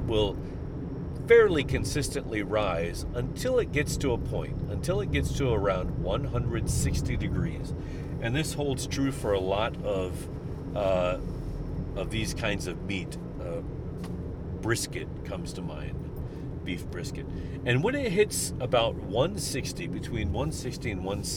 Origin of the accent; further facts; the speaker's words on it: St. Louis, Missouri, United States; I'm from St. Louis